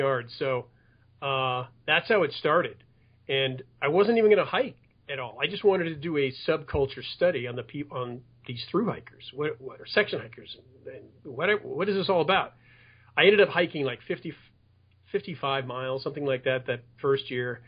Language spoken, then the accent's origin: English; Los Angeles, California, United States; I was raised in the San Fernando Valley. And I still live here now